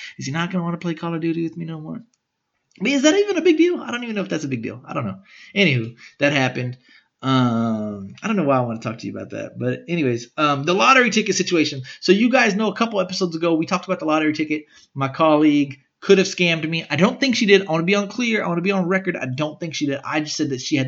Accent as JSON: {"language": "English", "town": "Smithville", "region": "Texas", "country": "United States", "said": "I was from Smithville."}